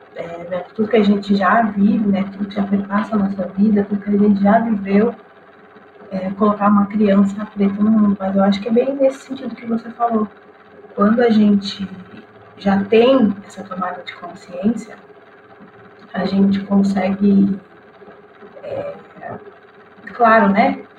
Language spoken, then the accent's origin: Portuguese; Rio Grande do Sul, Brazil; eu sou gaúcha